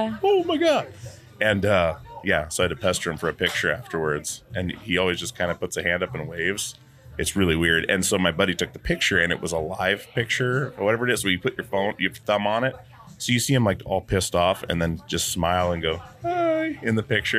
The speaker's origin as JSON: {"language": "English", "region": "Alaska", "country": "United States", "tie": "born or raised there", "said": "I'm from Alaska. So I was in the punk scene in Alaska growing up"}